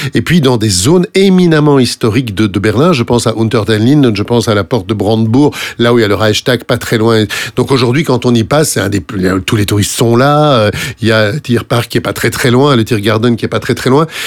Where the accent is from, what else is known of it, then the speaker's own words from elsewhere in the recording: France; chez nous, en France